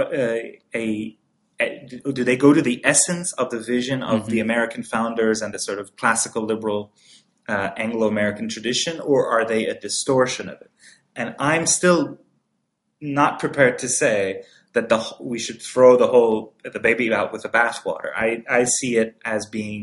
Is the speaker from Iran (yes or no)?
yes; Iran; now in United States; I was born and raised in Iran